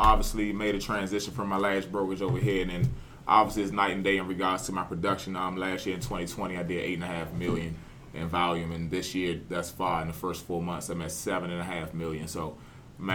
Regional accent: Washington, District of Columbia, United States; I'm born and raised in Washington, D.C.

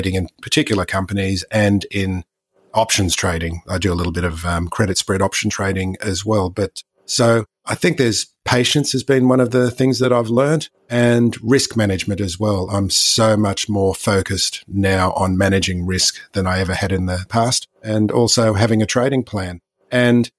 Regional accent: Australia; as you can hear from the accent, I'm not from North America. I'm an Aussie, Australian.

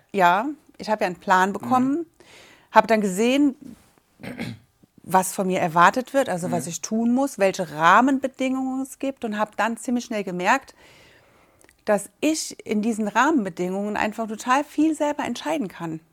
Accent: Braubach, Rhineland-Palatinate, Germany; wir kommen aus Braubach

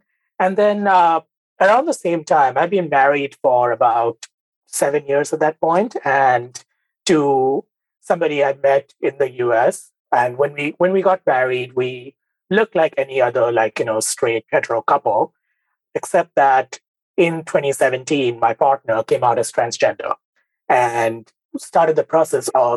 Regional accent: Mumbai, Maharashtra, India; moved away as an adult; now in United States; I grew up in India, in Mumbai. I had a very typical Bengali upbringing, so to speak.

